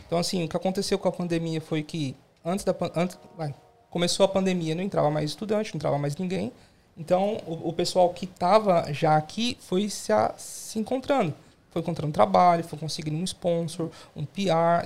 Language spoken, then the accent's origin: Portuguese; São Paulo, Brazil; moved away as an adult; now in Australia; estou aqui desde 2016, sou de São Paulo também.